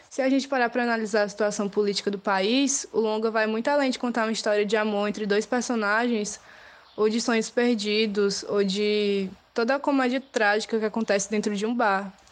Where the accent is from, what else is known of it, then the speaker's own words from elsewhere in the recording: Fortaleza, Ceará, Brazil; eu sou de Fortaleza